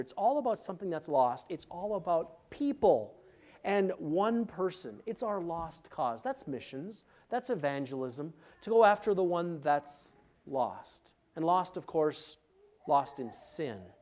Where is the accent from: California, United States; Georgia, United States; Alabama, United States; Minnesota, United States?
Minnesota, United States; Minneapolis; moved away; I'm from Minneapolis